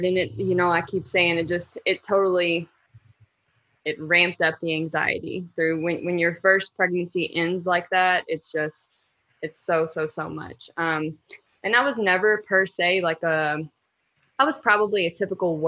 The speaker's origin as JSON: {"language": "English", "town": "Louisville", "region": "Kentucky", "country": "United States", "said": "I'm from Louisville, Kentucky, and I am a mom of three girls"}